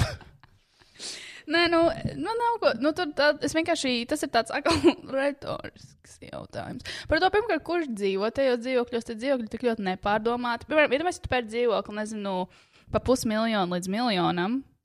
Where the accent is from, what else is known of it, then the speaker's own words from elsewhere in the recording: Latvia; first language Latvian; es mīlu Latviju, es tiešām mīlu, tā ir mana dzimtene, tā ir mana dzimtā valoda